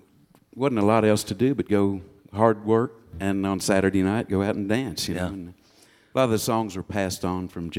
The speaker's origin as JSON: {"language": "English", "region": "West Texas", "country": "United States", "tie": "born or raised there", "said": "I grew up in West Texas, which is around Lubbock and Amarillo, which is pretty flat and barren"}